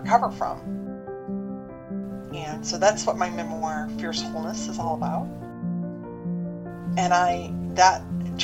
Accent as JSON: {"language": "English", "region": "Michigan", "country": "United States", "tie": "born or raised there", "also_born_or_lived": "Ohio / Chicago, Illinois", "moved": "as an adult", "lives_now": "Florida, United States", "said": "I grew up in the Midwest, and I grew up in Michigan."}